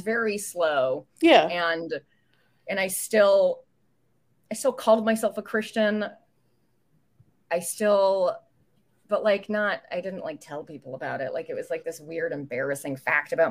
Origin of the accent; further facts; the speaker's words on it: United States; also born or lived in Canada / Indiana; I'm an American citizen